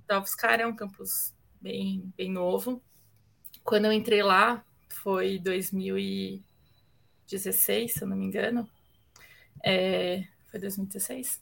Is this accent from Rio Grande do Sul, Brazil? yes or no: no; São Paulo, Brazil; nasci aqui em São Paulo, né, para começar, aqui na Zona Leste de São Paulo, nascida, criada, enraizada aqui.